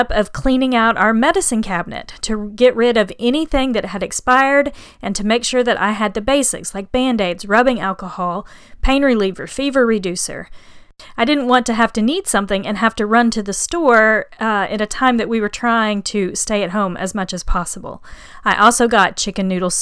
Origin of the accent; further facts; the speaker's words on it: Oklahoma, United States; now in Houston, United States; I grew up in Oklahoma